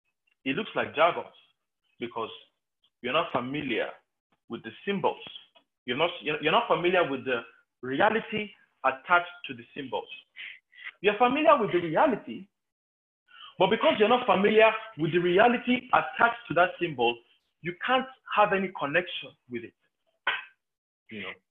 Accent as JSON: {"language": "English", "country": "Nigeria", "said": "growing up in Nigerian homes"}